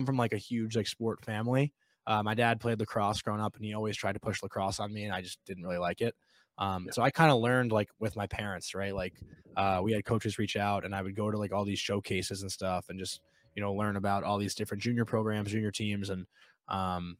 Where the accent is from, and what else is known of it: New York, United States